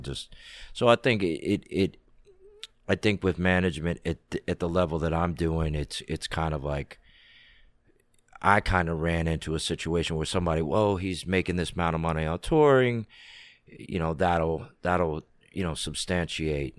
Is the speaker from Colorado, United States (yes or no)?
no; Washington, District of Columbia, United States; I grew up in D C.